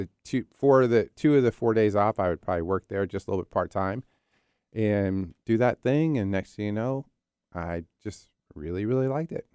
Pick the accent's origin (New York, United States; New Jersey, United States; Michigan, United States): New Jersey, United States; also born or lived in Philadelphia, Pennsylvania; I'm an East Coast guy. So I was born in Philly, Philly, Raised in South Jersey, Jersey